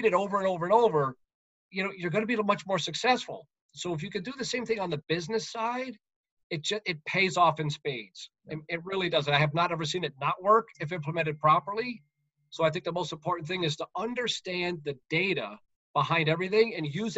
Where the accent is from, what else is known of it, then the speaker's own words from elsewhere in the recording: United States; moved away as an adult; also born or lived in Connecticut / Massachusetts; I grew up in New York and Connecticut